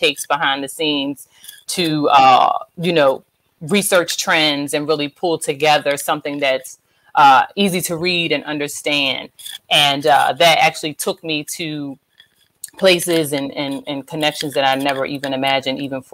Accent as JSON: {"language": "English", "area": "Eastern Shore", "region": "Maryland", "country": "United States", "said": "I'm from the Eastern Shore, but you know, Maryland"}